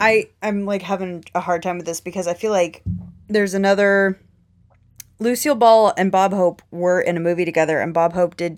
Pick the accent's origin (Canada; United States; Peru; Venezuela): Canada; you say that because I'm Canadian, Brian?